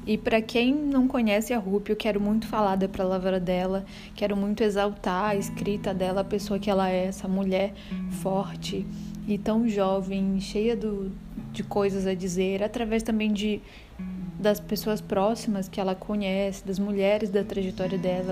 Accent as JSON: {"language": "Portuguese", "town": "Belém", "region": "Pará", "country": "Brazil", "tie": "born or raised there", "moved": "yes", "lives_now": "Salvador, Brazil", "said": "Sou paraense de nascimento, nasci em Belém do Pará, terra do açaí"}